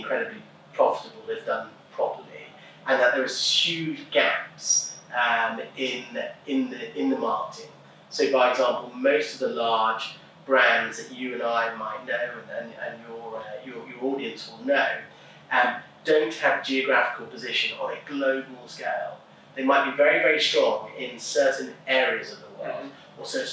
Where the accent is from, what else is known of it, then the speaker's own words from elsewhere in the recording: England, United Kingdom; moved away; as an Englishman